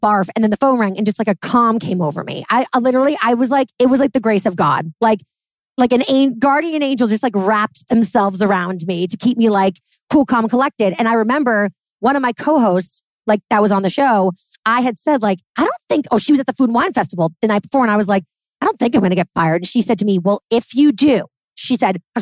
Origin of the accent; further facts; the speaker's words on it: New York City, New York, United States; I'm a New Yorker.